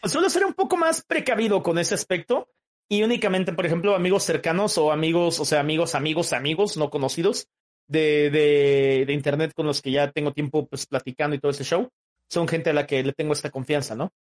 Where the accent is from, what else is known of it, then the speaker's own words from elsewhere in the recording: Oaxaca, Mexico; yo soy de Oaxaca, México